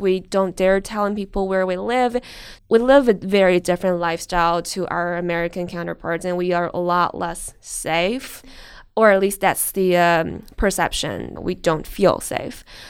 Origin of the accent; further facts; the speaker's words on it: China; moved away; also born or lived in Australia; growing up in China